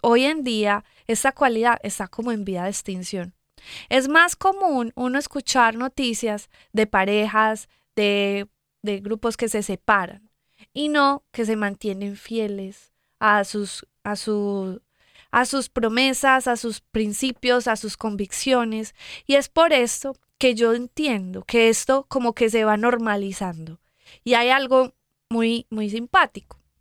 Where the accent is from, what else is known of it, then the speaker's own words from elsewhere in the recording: Medellín, Antioquia, Colombia; yo soy de Medellín, Colombia.